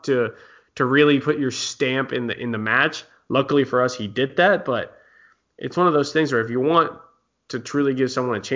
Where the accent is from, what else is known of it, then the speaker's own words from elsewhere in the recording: United States; as an American fan